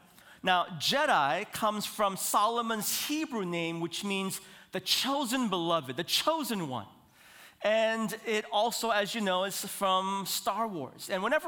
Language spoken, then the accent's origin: English; Seoul, South Korea; born there; I was born in Seoul, South Korea.